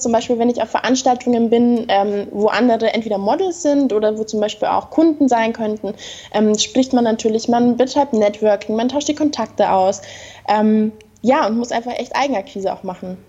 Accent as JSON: {"language": "German", "region": "Bavaria", "country": "Germany", "said": "ich komme aus Bayern unten in Deutschland"}